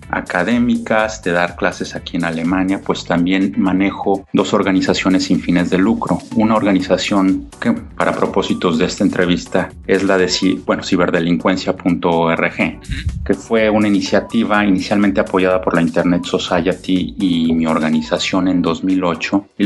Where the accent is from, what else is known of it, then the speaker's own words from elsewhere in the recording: Mexico City, Mexico; yo soy de, yo soy mexicano, yo soy de la Ciudad de México